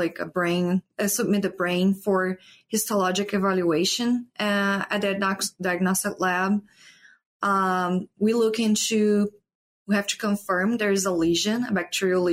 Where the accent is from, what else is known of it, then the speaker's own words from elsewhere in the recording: Brazil; moved away as an adult; also born or lived in Paraná; now in Iowa, United States; I'm from Brazil.